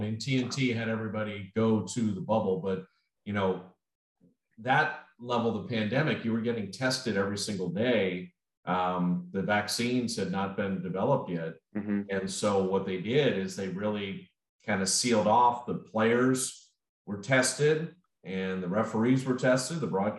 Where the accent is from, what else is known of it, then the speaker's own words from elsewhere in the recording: Chicago, Illinois, United States; moved away; also born or lived in Notre Dame, Indiana; I was born in Chicago.